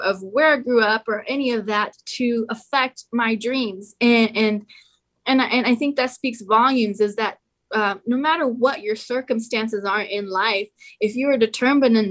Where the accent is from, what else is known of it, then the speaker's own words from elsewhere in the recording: Aurora, Colorado, United States; where I grew up in Aurora, Colorado